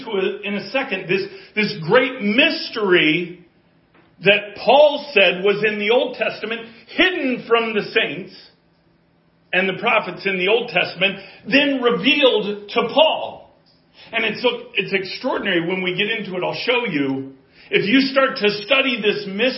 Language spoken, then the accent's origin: English; Colorado, United States; I'm from Colorado